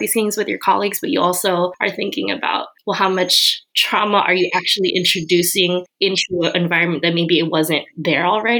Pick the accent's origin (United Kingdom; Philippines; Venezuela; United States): Philippines; I'm Filipino, and so as a non-Black person of color, I find myself in a very weird place right now